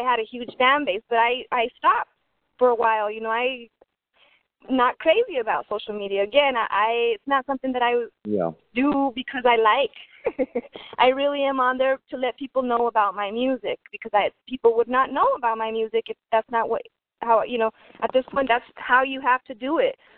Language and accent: English; Albuquerque, New Mexico, United States; my people in Albuquerque, Bombay Records, always uh, you know, showing support. Um, that's my hometown